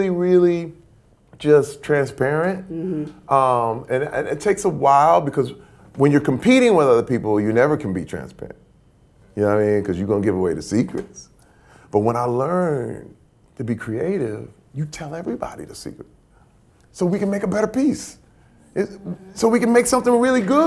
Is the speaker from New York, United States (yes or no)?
no; Flint, Michigan, United States; moved away; Growing up in Flint, Michigan